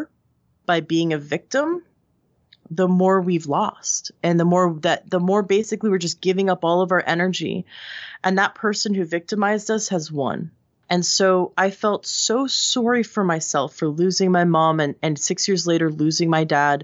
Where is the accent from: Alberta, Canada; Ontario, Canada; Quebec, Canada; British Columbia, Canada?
Ontario, Canada; Toronto; This is where I grew up in Canada.